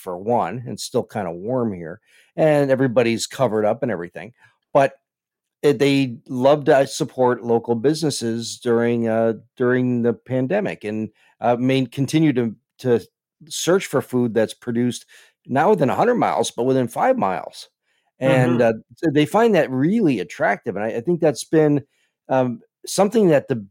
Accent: Chicago, Illinois, United States; I grew up in Chicago

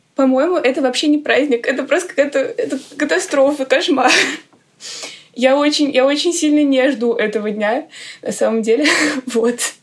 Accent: Moscow, Russia; Я из Москвы, мне 17 лет.

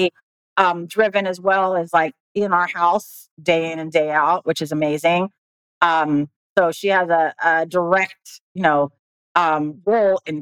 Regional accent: Manila, Metro Manila, Philippines; now in United States; I was born in the Philippines, in Manila

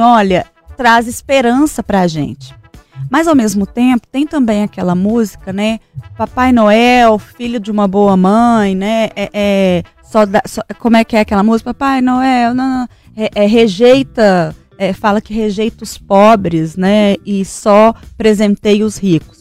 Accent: São João del-Rei, Minas Gerais, Brazil; Eu sou de São João del Rei, né? Uma cidade extremamente católica

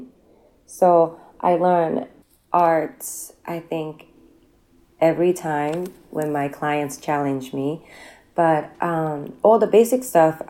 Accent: Japan; moved away as an adult; also born or lived in Tokyo, Japan; now in New York, United States; I come from a very, very small fisherman town in Japan. And I ended up moving to Tokyo when I was a teenager, around 18, after I graduated from high school.

